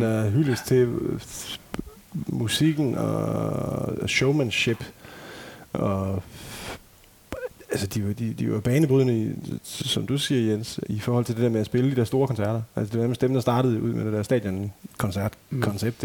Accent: Ikast, Central Denmark Region, Denmark; jeg voksede op med de live-koncerter, jeg tog til, det var sådan, sådan akustiske ting i sådan et kulturhus i Ikast, hvor jeg kommer fra

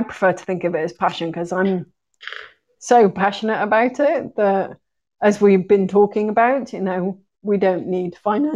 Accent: Wales, United Kingdom; moved away as an adult; also born or lived in Brighton / Italy / Portugal / Egypt; I'm from Wales, and so I grew up in Wales

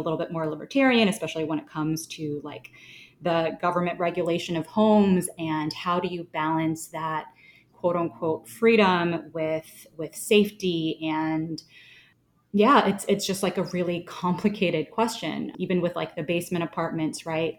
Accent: Florida, United States; moved away; also born or lived in New York City; I grew up in Florida, and I lived in New York City for a long time

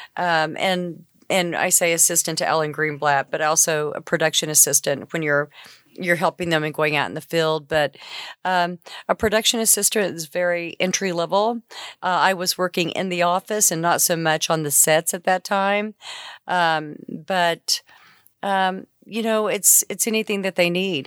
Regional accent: Enid, Oklahoma, United States; also born or lived in Shawnee, Oklahoma; now in Oklahoma City, United States; I grew up in Enid, but, you know, this is my home now

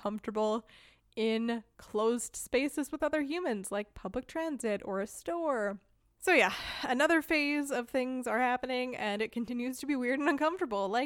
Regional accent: United States; first language English; moved away as an adult; now in Germany; Casey and I are both Americans, both living in Germany

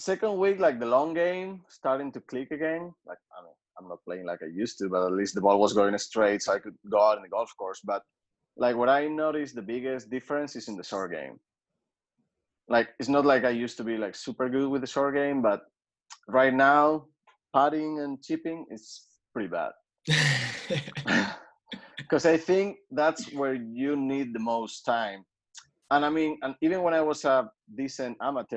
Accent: Asturias, Spain; also born or lived in North Carolina, United States; now in Madrid, Spain; where I'm from Asturias

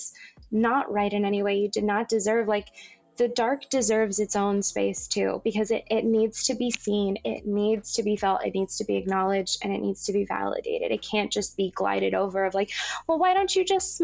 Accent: Las Vegas, Nevada, United States; also born or lived in Southern California; now in Los Angeles, United States; I grew up in Las Vegas

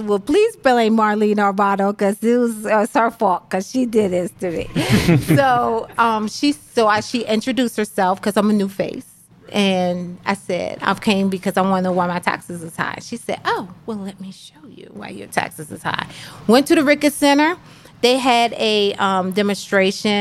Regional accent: Washington, District of Columbia, United States; moved away as an adult; also born or lived in Phoenixville, Pennsylvania; now in Pottstown, United States; I grew up in D.C. and it was all black

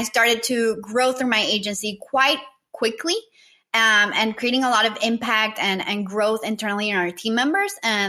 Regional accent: Nicaragua; also born or lived in Costa Rica; I am originally from Nicaragua.

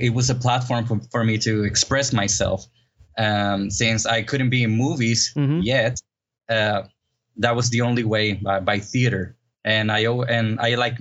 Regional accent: Puerto Rico; also born or lived in Los Angeles, California, United States; I was born in Los Angeles, California. But when I was like 4 months old, I came to the island of Puerto Rico

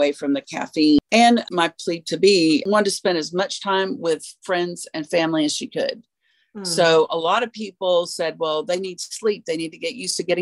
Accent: the South, United States; we are from the South

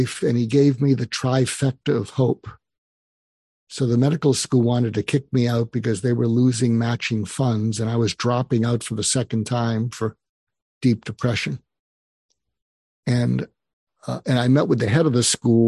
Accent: Boston, Massachusetts, United States; moved away; I grew up in Boston

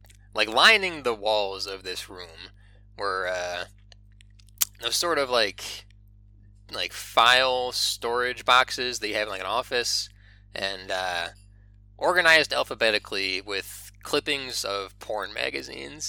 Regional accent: Michigan, United States; moved away; I was from Michigan

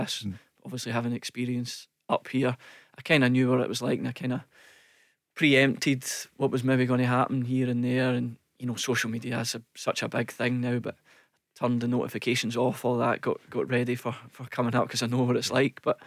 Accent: Glasgow, Scotland, United Kingdom; I grew up in Yoker.

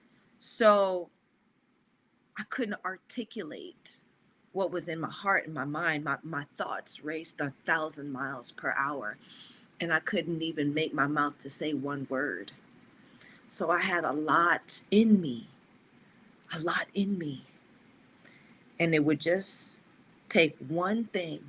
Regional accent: the South, United States; I'm a Southern gal, too. I grew up in the South

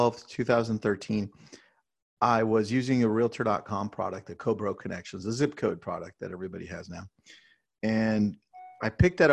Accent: Southern California, United States; I was born and raised in Southern California

